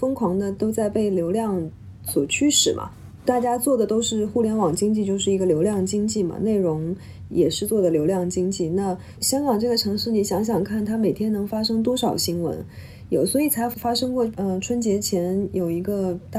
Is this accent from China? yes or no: yes; Jiangsu, China; moved away as an adult; also born or lived in Guangzhou / Beijing; now in Hong Kong; 我家乡在江苏。我其实是从香港开始我的工作的，所以我即便中间大概在北京住过两三年，作为特作为那个 correspondent 住在北京